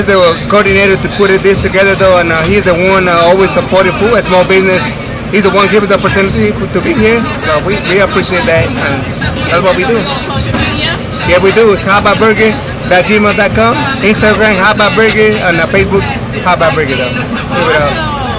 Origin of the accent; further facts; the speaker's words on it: Venezuela; moved away; also born or lived in Durham; And I'm a Huachi Venezuelan, and I work like 20 years in the restaurant business.